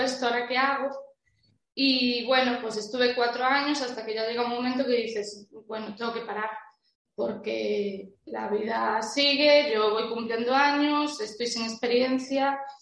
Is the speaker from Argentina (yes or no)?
no; Santiago de Compostela, Galicia, Spain; yo soy de Galicia, creo que se notará. Bueno, lo dije antes, ¿no? Santiago